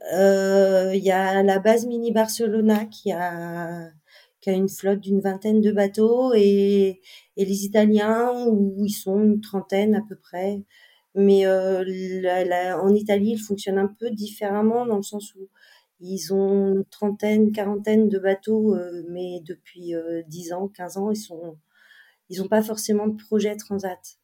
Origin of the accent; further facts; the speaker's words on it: Les Sables-d'Olonne, Pays de la Loire, France; also born or lived in Lorient; j'étais des Sables d'Olonne